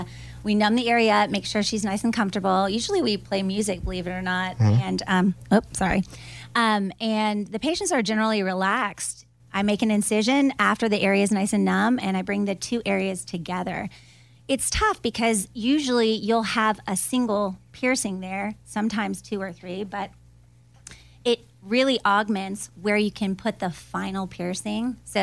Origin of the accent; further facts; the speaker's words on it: Florida, United States; I grew up in Florida.